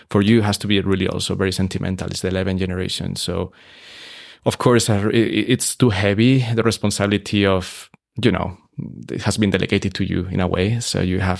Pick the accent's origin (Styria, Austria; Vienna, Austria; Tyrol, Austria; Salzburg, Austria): Salzburg, Austria; we are a hotel that is genuinely Salzburg mm. because mm. you are 11 generation here. So we are from Salzburg, but we want to bring a fresh, a fresh concept to the city because it's good for everyone.